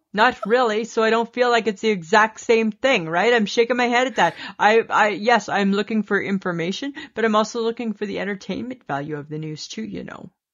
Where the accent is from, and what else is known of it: Canada